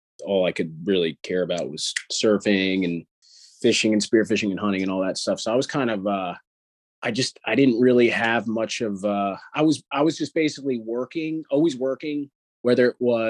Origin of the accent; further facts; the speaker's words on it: New York area, United States; also born or lived in Long Island; I'm actually from the New York area